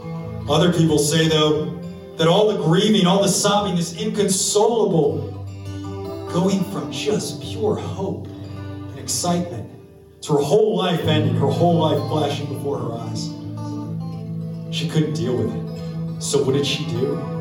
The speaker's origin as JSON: {"language": "English", "town": "New Orleans", "region": "Louisiana", "country": "United States", "said": "We're from New Orleans."}